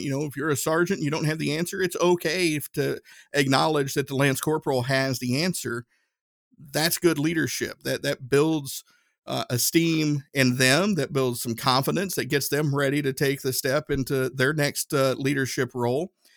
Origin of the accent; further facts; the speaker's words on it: Tennessee, United States; I'm from Tennessee. We pronounce stuff different out, uh, out that way